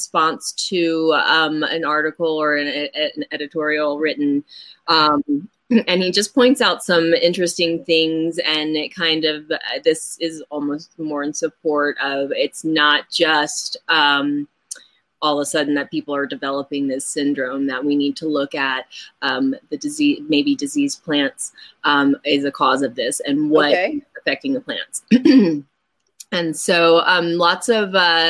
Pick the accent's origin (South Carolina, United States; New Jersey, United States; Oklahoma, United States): Oklahoma, United States; growing up in Oklahoma